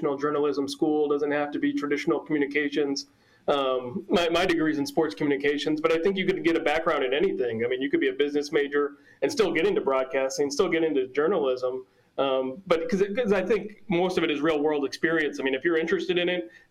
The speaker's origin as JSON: {"language": "English", "region": "Minnesota", "country": "United States", "tie": "born or raised there", "said": "I grew up in Minnesota"}